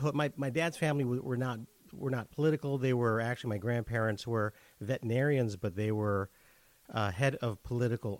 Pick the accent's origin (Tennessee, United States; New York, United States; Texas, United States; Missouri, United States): Missouri, United States; St. Louis; also born or lived in San Juan, Metro Manila, Philippines; we were able to migrate here